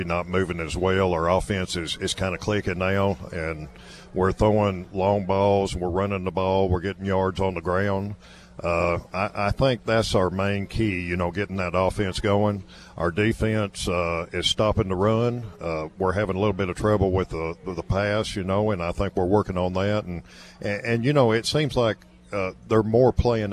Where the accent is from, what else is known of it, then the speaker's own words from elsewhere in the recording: Livingston, Tennessee, United States; also born or lived in Macon County, Tennessee; I grew up in Olden County and Livingston